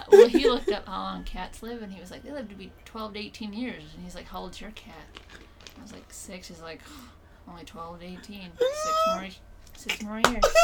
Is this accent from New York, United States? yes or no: no; Minnesota, United States